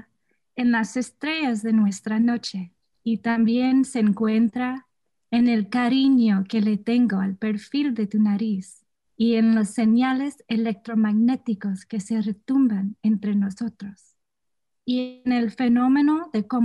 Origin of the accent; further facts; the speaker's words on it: San Diego, California, United States; also born or lived in San Luis Obispo, California; I was born in San Luis Obispo, but I did grow up here in San Diego, California